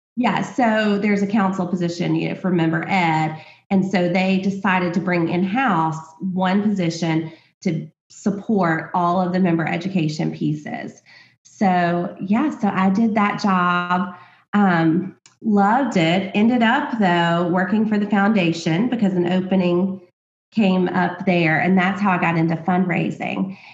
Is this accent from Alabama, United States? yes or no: yes; Alabama, United States; I grew up in Alabama, very small town